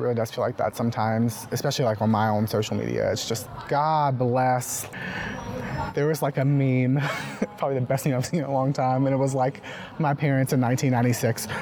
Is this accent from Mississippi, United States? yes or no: yes; Mississippi, United States; I'm from Mississippi